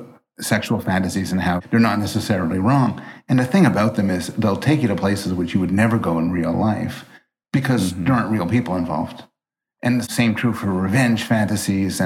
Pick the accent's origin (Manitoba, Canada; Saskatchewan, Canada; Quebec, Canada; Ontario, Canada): Quebec, Canada; Montreal; I was raised in Montreal, and I took French all the time for hours, and I am horrible at it.